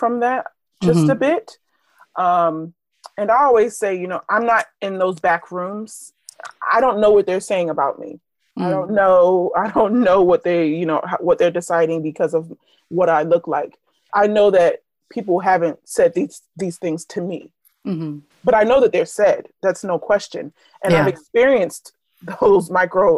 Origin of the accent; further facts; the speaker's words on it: Philadelphia, Pennsylvania, United States; I'm from Philadelphia School District.